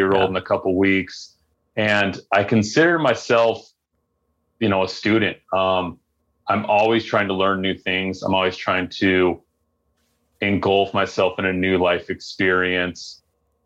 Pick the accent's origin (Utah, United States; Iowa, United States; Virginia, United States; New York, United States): Utah, United States; Mapleton; I grew up in Utah most of my life